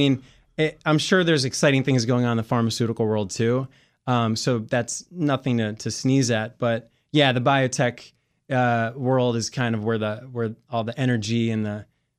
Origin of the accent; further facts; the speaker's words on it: Maryland, United States; So I grew up in Montgomery County, went to school, Calvin John Middle School, then Churchill High School, went to University of Maryland